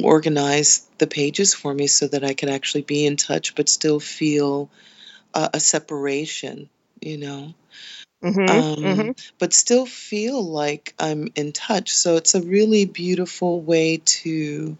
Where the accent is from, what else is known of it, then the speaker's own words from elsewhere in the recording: New York City, New York, United States; now in New Jersey, United States; I am a Brooklyn native. I was born in Brooklyn, New York.